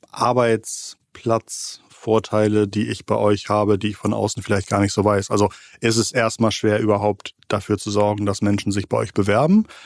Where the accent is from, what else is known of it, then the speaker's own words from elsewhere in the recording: Hamburg, Germany; als Hamburger kann ich vielleicht einem Münchner nicht so wirklich Wettbewerb machen